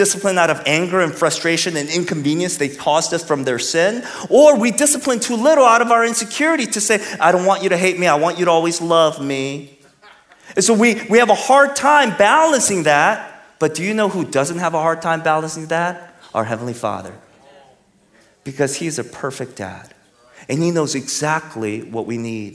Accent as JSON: {"language": "English", "region": "California", "country": "United States", "moved": "yes", "lives_now": "Texas, United States", "said": "I'm from California. I'm in Texas."}